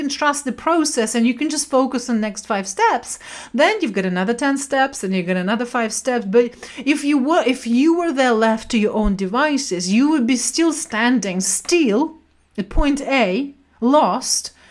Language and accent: English; Siberia, Russia; moved away; also born or lived in London; I was brought up in Siberia during communism time